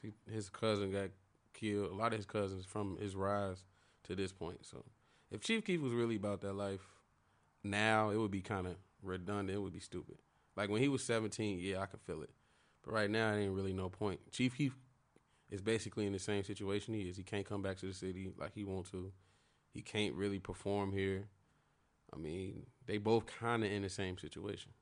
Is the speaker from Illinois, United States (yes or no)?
yes; Chicago, Illinois, United States; I'm from Chicago